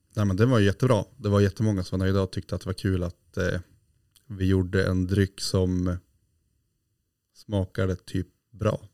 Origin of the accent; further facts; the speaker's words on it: Glommers, Västerbotten County, Sweden; där jag var uppväxt i Glommers. Jaha. Utanför Jörn där morfar bodde